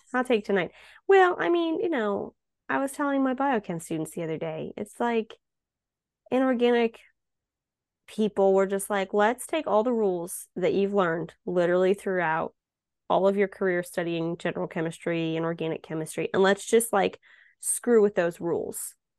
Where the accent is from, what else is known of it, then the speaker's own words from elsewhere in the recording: Ohio, United States; growing up in Ohio